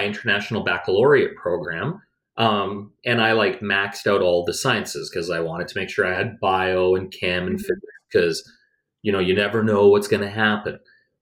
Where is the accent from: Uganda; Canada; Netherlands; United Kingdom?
Canada; Edmonton, Alberta; also born or lived in Calgary; I grew up in Edmonton